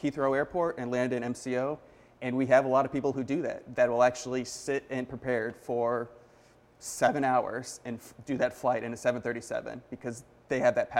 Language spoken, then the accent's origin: English; Central Florida, United States; I grew up in Central Florida